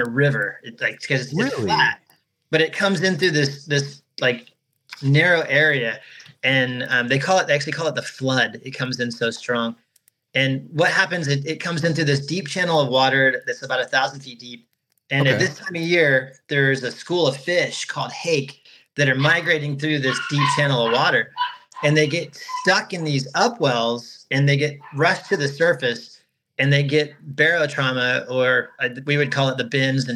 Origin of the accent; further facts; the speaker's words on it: Florida, United States; also born or lived in Colorado; I moved from my home state of Florida